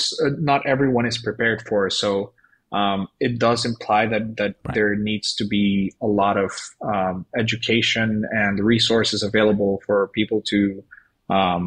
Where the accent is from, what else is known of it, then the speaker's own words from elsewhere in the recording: Venezuela; moved away; I'm originally from Venezuela